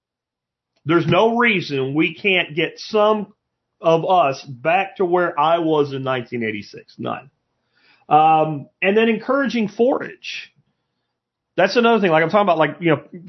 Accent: Pottsville, Pennsylvania, United States; moved away; also born or lived in Northampton, Pennsylvania; I was from Pottsville, Minersville area, Schuylkill County

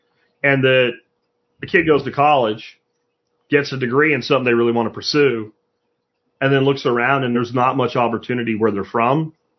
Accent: Florida, United States; now in Texas, United States; It's not like because I came from Florida, I have to like change my driver's license.

